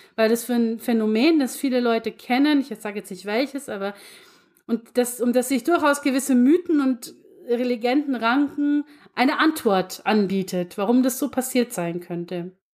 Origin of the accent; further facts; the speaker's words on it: Lower Bavaria, Germany; bei uns in Niederbayern